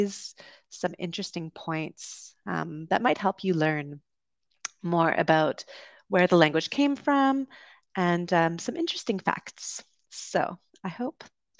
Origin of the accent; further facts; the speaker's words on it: Vancouver, British Columbia, Canada; moved away; also born or lived in London, United Kingdom; I grew up in Vancouver on the West Coast